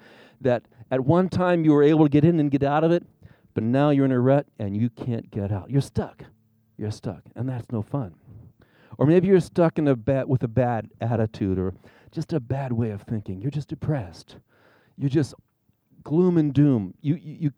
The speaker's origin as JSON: {"language": "English", "region": "Arizona", "country": "United States", "tie": "born or raised there", "also_born_or_lived": "Indiana", "said": "I was raised here in Arizona"}